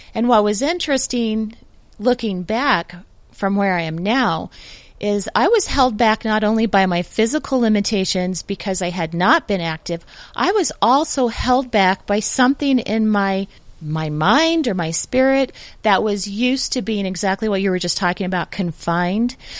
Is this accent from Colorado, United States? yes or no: yes; Denver, Colorado, United States; I'm from the Denver area.